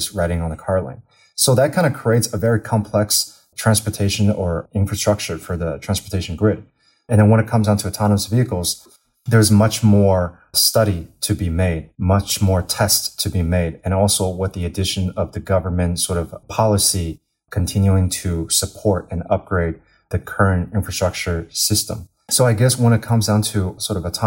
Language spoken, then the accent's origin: English; United States; moved away as an adult; now in China; I grew up in the States my entire life